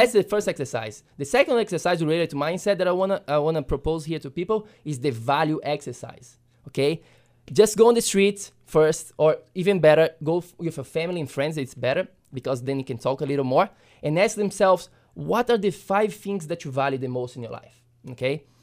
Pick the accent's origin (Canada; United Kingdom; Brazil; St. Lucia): Brazil; moved away; when I was a kid growing up in Brazil